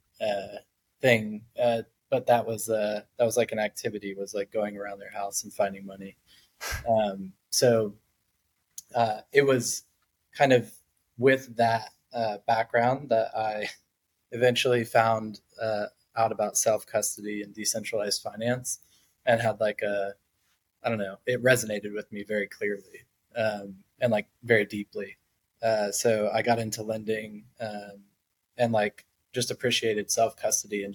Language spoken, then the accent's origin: English; South Florida, United States; also born or lived in Atlanta; now in New York, United States; I grew up in South Florida.